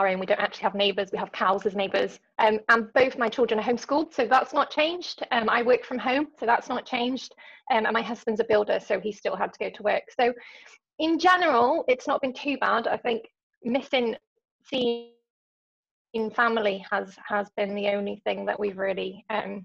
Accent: London, United Kingdom; now in North Wales, United Kingdom; I live in North Wales, as you said, but I'm originally from London. So I've now lived in Wales longer than I ever lived in London in my childhood.

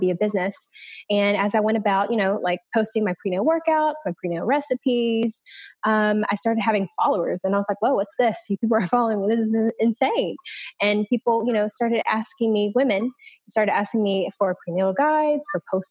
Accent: Hattiesburg, Mississippi, United States; moved away as an adult; now in Destin, United States; I am from Hattiesburg, Mississippi, which is kind of like in the middle of nowhere, but I ended up in the Destin, Florida area through military

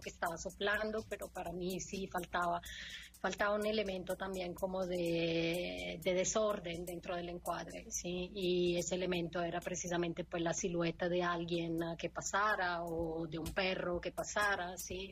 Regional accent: Italy; Spanish is a second language; moved away; yo soy italiana

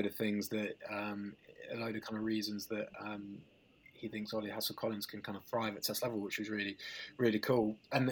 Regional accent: Leicester, East Midlands, United Kingdom; I grew up in Leicester

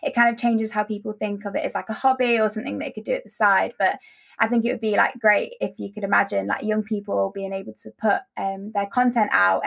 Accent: Nottingham, East Midlands, United Kingdom; I'm 19 years old and I'm from Nottingham.

